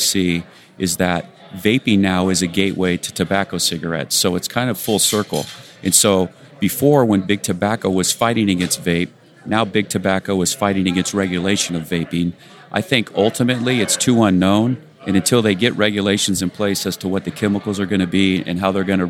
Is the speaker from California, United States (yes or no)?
yes; Rancho Cucamonga, California, United States; In Rancho Cucamonga, California